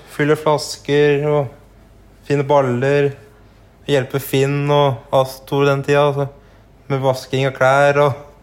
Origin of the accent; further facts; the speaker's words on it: Gjøvik, Innlandet, Norway; also born or lived in Hunndalen; now in Raufoss, Norway; Jeg er oppvokst nede ved Mustadroa, da. Nede ved Mustaden der. Ja. Og så jeg bodde, gikk på barneskolen på Gjøvik, og så etter hvert flytta vi til Hunndalen